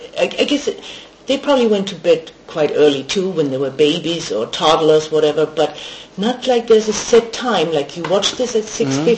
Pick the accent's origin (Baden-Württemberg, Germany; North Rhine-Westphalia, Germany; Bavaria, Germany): Bavaria, Germany; Yeah, I grew up in Bavaria.